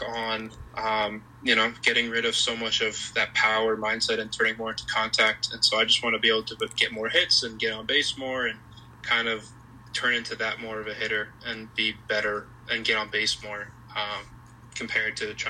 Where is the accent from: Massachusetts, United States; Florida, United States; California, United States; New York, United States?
Massachusetts, United States; I'm from Massachusetts